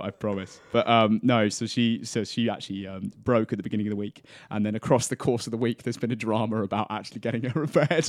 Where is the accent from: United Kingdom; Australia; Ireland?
United Kingdom; Cambridgeshire, East of England; also born or lived in Essex; I'm from Essex originally, um, was born and raised in, in Cambridgeshire